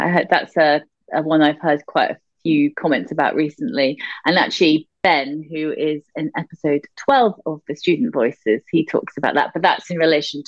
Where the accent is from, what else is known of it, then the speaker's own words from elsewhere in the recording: United Kingdom; being a Brit living in the UK